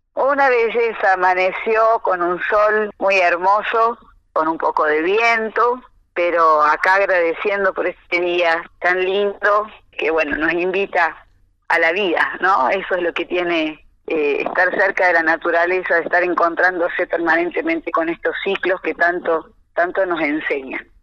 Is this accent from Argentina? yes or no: yes; Cosquín, Córdoba, Argentina; Escuela Municipal de Folclore de Cosquín, de donde soy, donde vivo